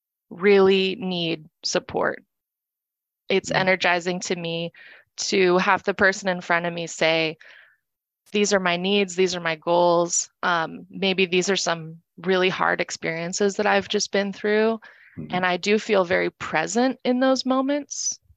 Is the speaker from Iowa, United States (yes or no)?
no; California, United States; born there; now in Phoenix, United States; I moved to Arizona from California, where I was born. I moved here in 2019 and started working at Family Shelter up in North Phoenix.